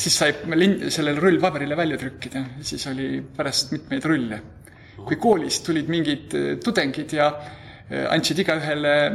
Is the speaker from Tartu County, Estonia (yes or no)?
yes; Tartu, Tartu County, Estonia; meil oli põhikoolis niisugune vene keele õpetaja, kellega pidi õppima, nii et mul tõenäoliselt oli üsna normaalne vene keele oskus selle vanuse kohta. Tartu kaheteistkümnendas keskkoolis